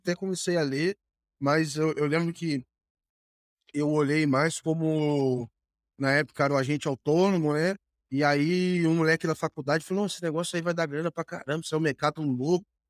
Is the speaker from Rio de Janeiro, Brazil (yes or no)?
yes; Volta Redonda, Rio de Janeiro, Brazil; lá em Volta Redonda, minha cidade natal